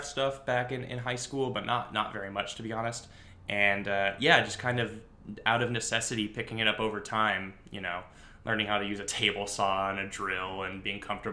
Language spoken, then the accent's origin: English; California, United States; moved away as an adult; I did Ophelia stuff in California. I did theater in high school